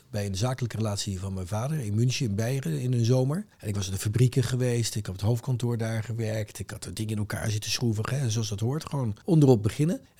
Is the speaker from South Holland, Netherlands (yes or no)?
yes; Rotterdam, South Holland, Netherlands; also born or lived in The Hague; Ik ben geboren in Den Haag, maar opgegroeid echt eh, mijn eh, middelbare schooljaren in Rotterdam. In Rotterdam Noord. In een wijk die Hilgersberg heet.